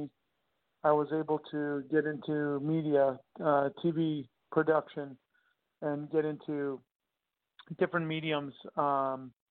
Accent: Long Island, Nassau County, New York, United States; I grew up in Long Island, New York, Nassau County to be exact

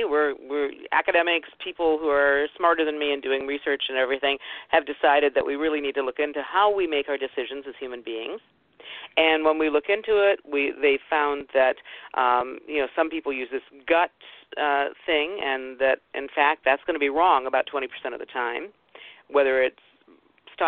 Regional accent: Ohio, United States; I grew up in Ohio

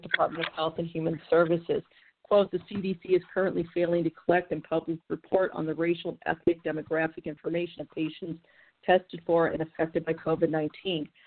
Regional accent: St. Louis, Missouri, United States; my hometown, St. Louis

